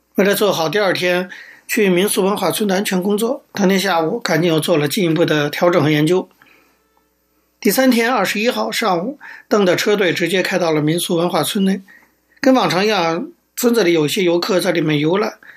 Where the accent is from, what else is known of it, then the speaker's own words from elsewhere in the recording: China; 作为一个中国人，我们很关心中国的发展